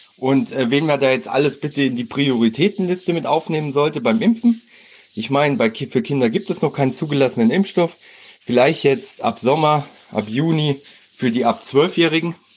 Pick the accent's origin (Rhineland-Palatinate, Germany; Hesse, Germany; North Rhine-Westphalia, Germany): Hesse, Germany; ich komme aus Hessen